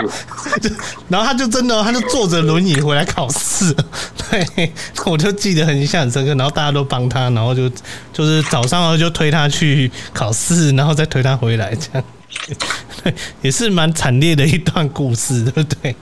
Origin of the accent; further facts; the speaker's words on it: Chiayi, Taiwan; 我是嘉义人